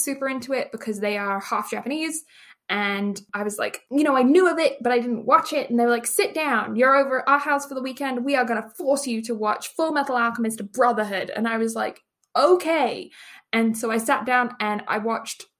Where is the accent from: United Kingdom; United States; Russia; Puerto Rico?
United Kingdom; England; now in Canada; I am English Canadian person, born in England, now live in Canada